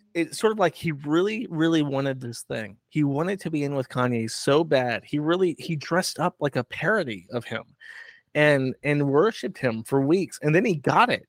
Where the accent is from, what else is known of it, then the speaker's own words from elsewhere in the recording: Florida, United States; moved away; I'm from Florida